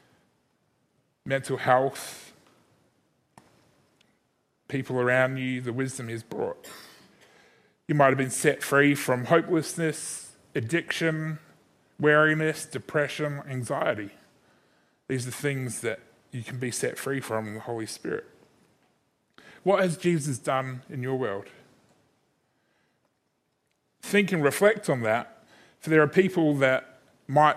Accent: Christchurch, Canterbury, New Zealand; also born or lived in Sydney, Australia; now in Adelaide, Australia; Growing up in Christchurch in New Zealand, spending 7 years in Sydney, being surrounded by some amazing people, and then now living in Adelaide for the last 10 years

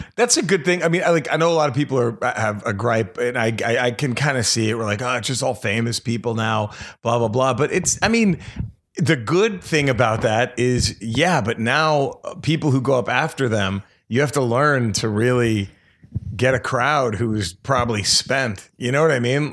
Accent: Dallas, Texas, United States; I'm from Dallas

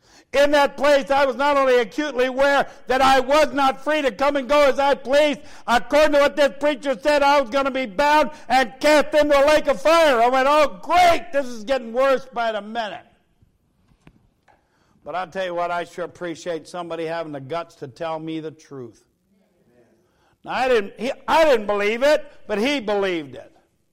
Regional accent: United States; I'm American.

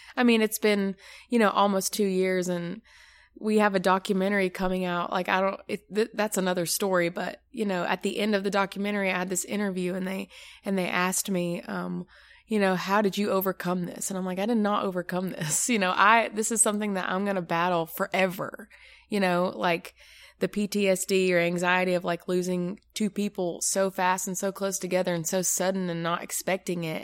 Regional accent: Maryville, United States; I am from Maryville, So not far from here.

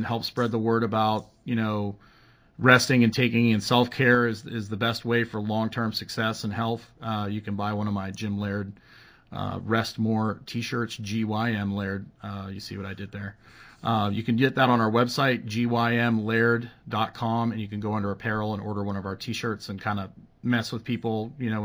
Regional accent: Edmonton, Alberta, Canada; moved away; Edmonton, Alberta, my hometown

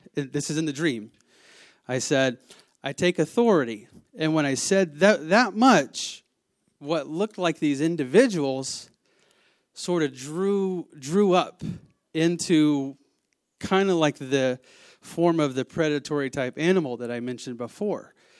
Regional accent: the South, United States; I am from the South

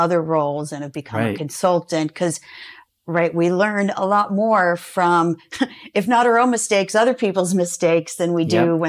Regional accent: Georgia, United States; also born or lived in Florida; I grew up in Georgia and Florida.

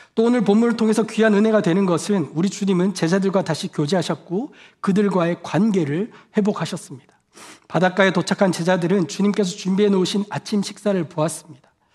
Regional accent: South Korea; moved away as an adult; now in United States; 한국에서 온 저는

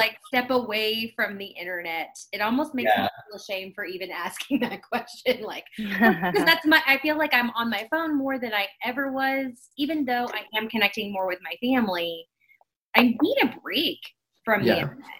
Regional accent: Kentucky, United States; We're from Kentucky as well.

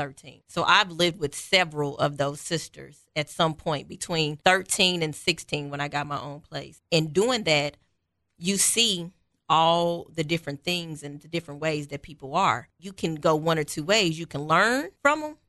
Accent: Kansas City, Missouri, United States; I am from nowhere in Kansas City. Quite honestly, I moved as a child probably every 3 to 6 months. So I've almost lived in every neighborhood in Kansas City.

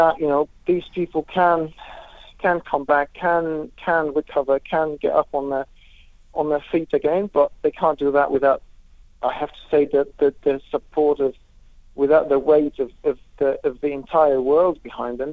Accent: Lebanon; also born or lived in Syria; now in Jordan; I'm originally from Lebanon. I lived in Lebanon. I lived in Syria. I'm currently in Jordan

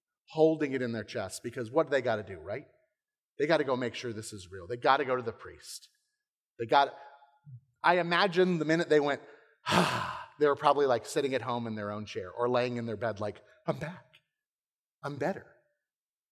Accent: Englewood, Florida, United States; moved away as an adult; my hometown directly. Inglewood, Florida.

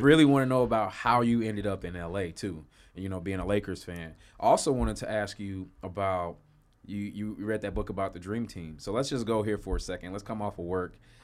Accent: Chicago, Illinois, United States; moved away; I'm from Chicago originally

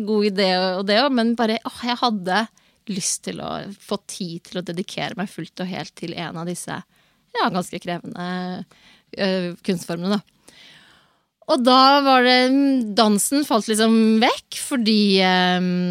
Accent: Moss, Østfold, Norway; jeg er fra Moss

